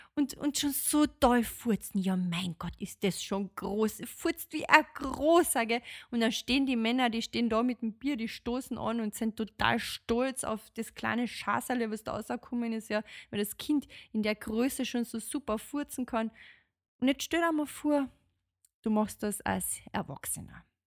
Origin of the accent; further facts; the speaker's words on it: Austria; bei uns in Österreich